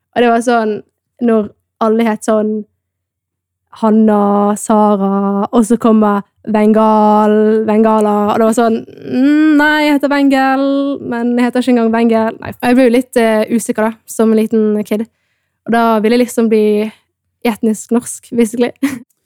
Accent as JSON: {"language": "Norwegian", "country": "Norway", "tie": "born or raised there", "said": "er opprinnelig fra Etiopia men jeg er da født og oppvokst i Norge"}